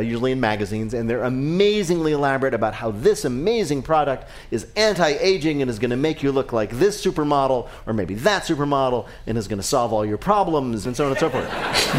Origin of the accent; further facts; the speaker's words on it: New Jersey, United States; I'm from New Jersey.